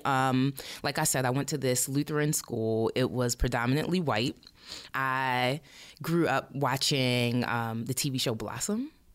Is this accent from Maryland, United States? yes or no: yes; Baltimore, Maryland, United States; I am from Baltimore. I was uh, born and raised in Baltimore City and County